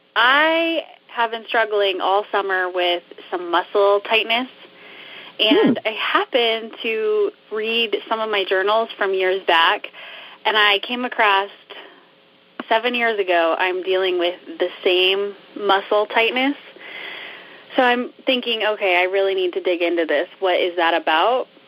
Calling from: Westfield, Iowa, United States; I'm calling from Westfield, Iowa

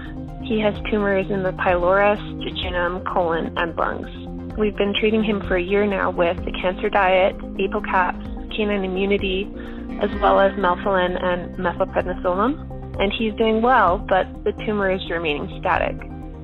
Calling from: Calgary, Alberta, Canada; I'm calling from Calgary, Alberta, Canada.

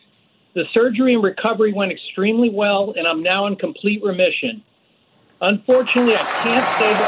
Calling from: New Hope, Pennsylvania, United States; A big Bucks County booyah from New Hope.

